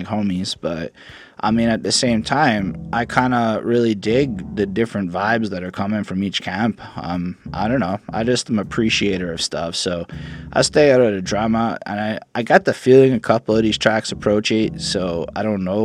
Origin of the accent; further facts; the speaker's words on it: Canada; I'm Canadian